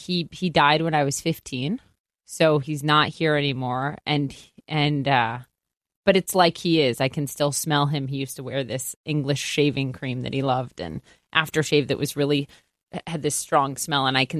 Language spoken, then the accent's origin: English; Minnesota, United States; Well, first of all, it gave me the best accent ever, which I'm sad every day that I lost a little bit of it because I used to have a really thick don't you know accent.